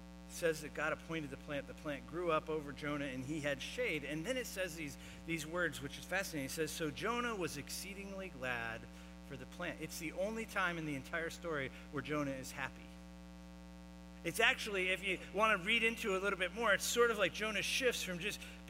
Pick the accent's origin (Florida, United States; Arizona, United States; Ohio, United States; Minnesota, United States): Florida, United States; I grew up in Florida